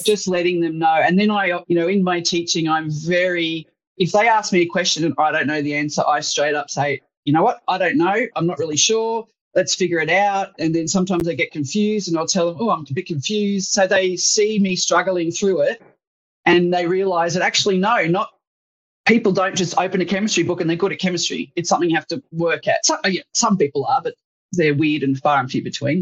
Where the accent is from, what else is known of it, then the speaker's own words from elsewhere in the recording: Sydney, New South Wales, Australia; as a 26-year-old who'd grown up in suburban Sydney